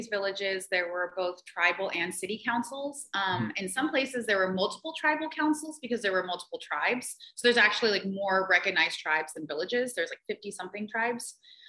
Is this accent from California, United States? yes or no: yes; California, United States; now in Bethel, United States; I would consider myself more Alaskan now than anything, although I'm from California